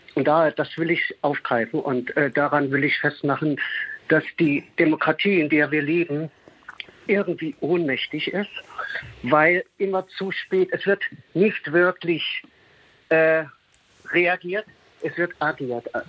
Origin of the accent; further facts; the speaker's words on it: East Germany, Germany; ich bin in der DDR aufgewachsen